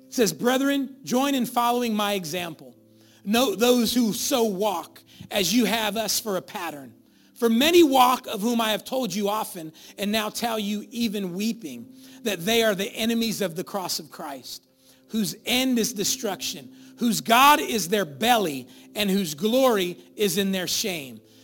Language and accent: English; Sacramento, California, United States; I was born over there on San Roque and I was, I lived there my whole life